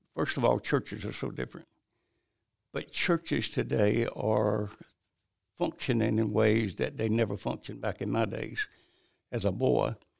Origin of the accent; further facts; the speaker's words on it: Bennettsville, South Carolina, United States; also born or lived in High Point, North Carolina; I really grew up in South Carolina